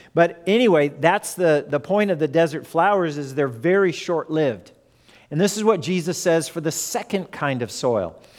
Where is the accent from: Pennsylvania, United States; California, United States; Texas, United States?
California, United States; Fullerton; born or raised there; also born or lived in Lawton, Oklahoma